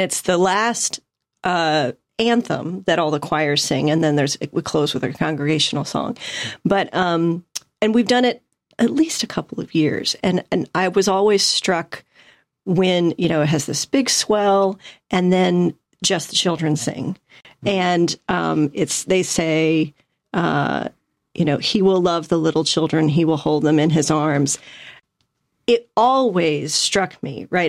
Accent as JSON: {"language": "English", "town": "St. Louis", "region": "Missouri", "country": "United States", "moved": "as an adult", "lives_now": "Atlanta, United States", "said": "I'm originally from Saint Louis"}